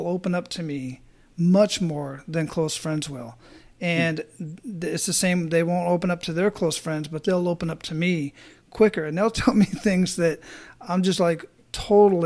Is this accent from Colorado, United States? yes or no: no; Phoenix, Arizona, United States; moved away as an adult; also born or lived in Hawaii; now in Tampa, United States; I grew up in Phoenix, Arizona